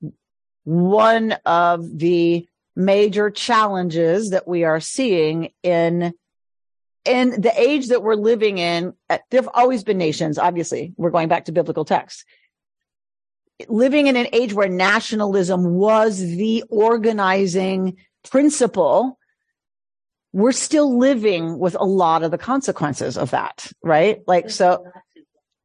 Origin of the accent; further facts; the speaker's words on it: United States; I love being American. I love America. I am a patriot.